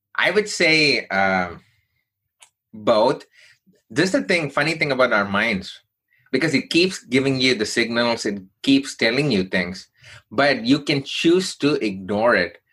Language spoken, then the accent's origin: English; Chennai, Tamil Nadu, India; now in United States; I grew up in southern part of India from a place called Chennai